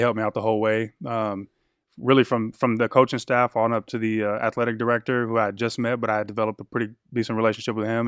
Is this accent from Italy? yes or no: no; Killeen, Texas, United States; I was born out in West Texas, moved, what I call my hometown is Killeen, Texas